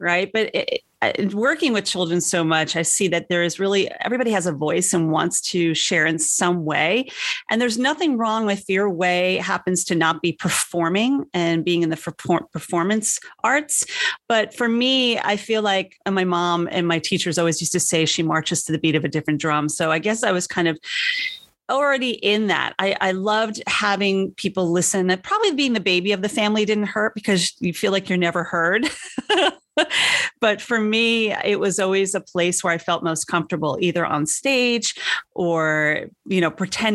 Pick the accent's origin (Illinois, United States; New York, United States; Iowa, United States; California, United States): New York, United States; moved away as an adult; I'm a born and bred New Yorker